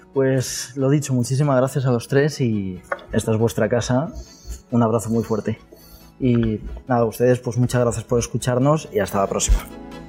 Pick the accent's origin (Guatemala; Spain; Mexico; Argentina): Spain; Alicante, Valencian Community; somos fenicios, los alicantinos